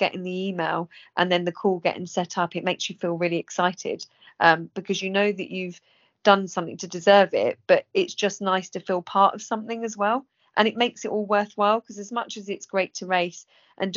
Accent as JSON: {"language": "English", "region": "England", "country": "United Kingdom", "said": "England people, we're always reserved"}